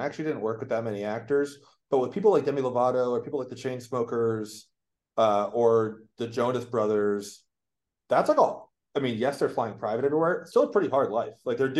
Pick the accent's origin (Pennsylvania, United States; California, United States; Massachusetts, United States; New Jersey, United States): Massachusetts, United States; Boston; born or raised there